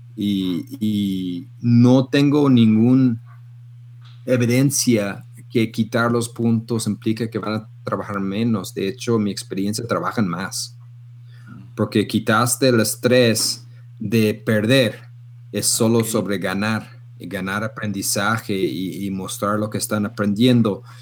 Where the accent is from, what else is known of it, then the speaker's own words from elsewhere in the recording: Canada; now in Guadalajara, Mexico; yo soy loco canadiense